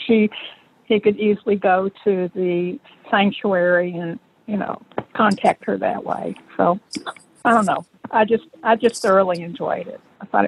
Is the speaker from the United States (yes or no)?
yes; the South, United States; I am originally from the South, so I could really identify with a lot of things that happened in the book